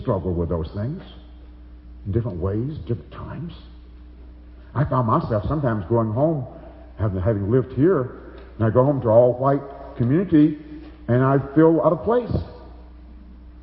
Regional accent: Alabama, United States; moved away as an adult; now in Chicago, United States; I was raised in Alabama. I'm a Southerner for so many years

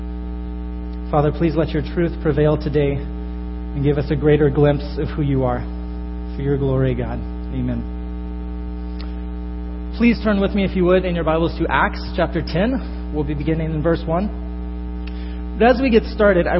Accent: northern Florida, United States; moved away as an adult; now in Chicago, United States; I come from northern Florida. I grew up there

